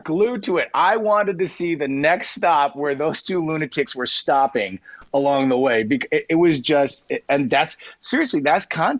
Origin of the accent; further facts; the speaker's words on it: Boston, Massachusetts, United States; My hometown of Boston had been hit by a radioactive meteor. I was 6 years old.